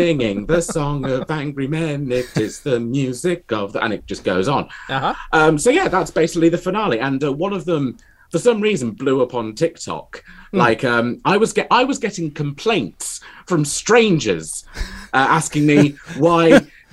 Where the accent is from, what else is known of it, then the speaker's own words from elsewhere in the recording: Lincolnshire, East Midlands, United Kingdom; I'm from the Lincolnshire from England's.